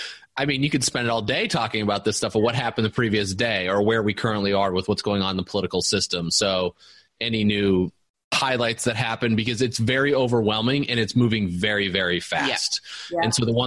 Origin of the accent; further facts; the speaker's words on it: Indiana, United States; Just because of growing up in Indiana for me, being in manufacturing my whole life